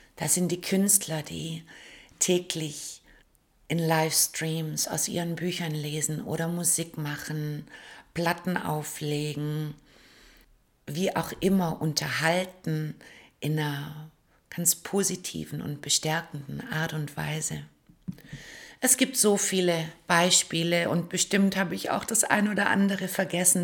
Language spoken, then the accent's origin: German; Stuttgart, Baden-Württemberg, Germany; wenn ich durch die Straßen meiner Heimatstadt laufe, Stuttgart